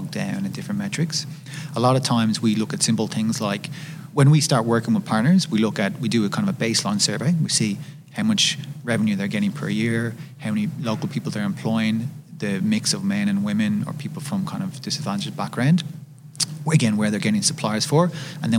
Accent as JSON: {"language": "English", "country": "Ireland", "said": "I'm from Ireland, as I'm sure you can tell. I'm very proud of my Irish culture."}